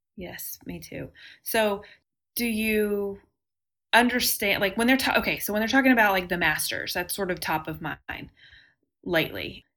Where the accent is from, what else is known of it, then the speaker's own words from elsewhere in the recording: Texas, United States; I'm from Texas and have always lived here